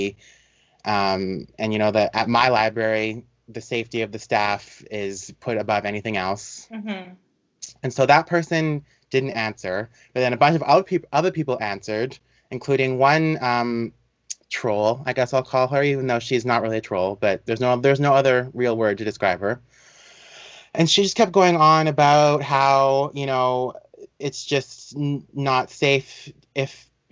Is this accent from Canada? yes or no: yes; Canada; I'm not American. I'm Canadian.